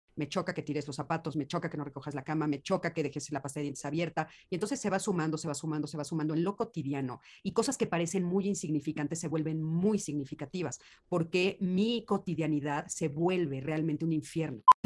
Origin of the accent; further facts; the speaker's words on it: Mexico; En, México estamos viviendo otra realidad